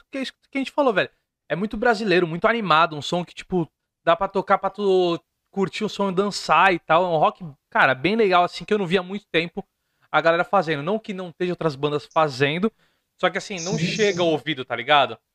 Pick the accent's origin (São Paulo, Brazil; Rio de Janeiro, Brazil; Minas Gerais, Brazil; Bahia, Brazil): São Paulo, Brazil; Santos; É, eu sou de Santos. A gente usa muito